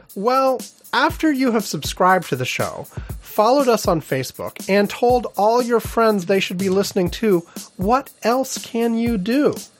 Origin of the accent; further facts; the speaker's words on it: Wisconsin, United States; I was born in Wisconsin